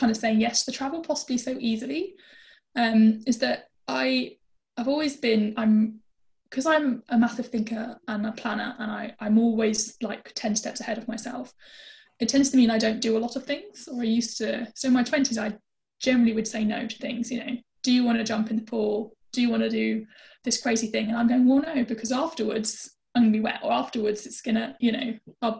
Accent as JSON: {"language": "English", "country": "United Kingdom", "said": "being British"}